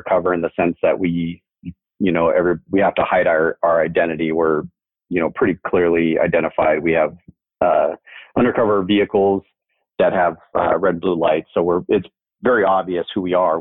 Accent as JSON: {"language": "English", "town": "Mesa", "region": "Arizona", "country": "United States", "tie": "born or raised there", "said": "I grew up here in Mesa"}